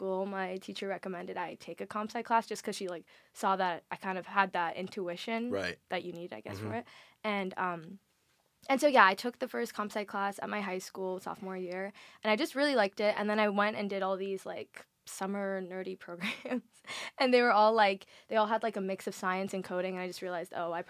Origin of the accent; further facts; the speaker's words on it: Maryland, United States; also born or lived in Washington, D.C.; I am from the D.C. suburbs area, specifically Maryland. But, like, I went to high school in D.C., spent all my time in D.C.